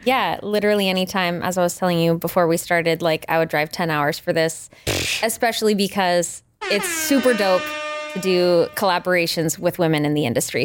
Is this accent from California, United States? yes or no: no; Richmond, Maine, United States; also born or lived in Greater Portland area, Maine; I'm from Richmond, Maine originally, which is like super small town, rural Maine, you know, graduating class of thirty people